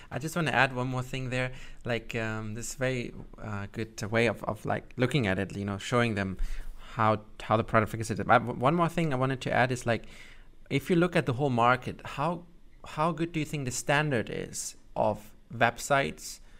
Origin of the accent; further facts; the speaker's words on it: Germany; I'm from Germany myself